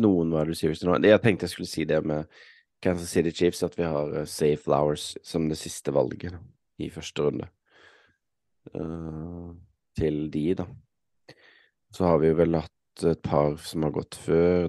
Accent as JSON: {"language": "Norwegian", "country": "Norway", "said": "sitter her hjemme i Norge"}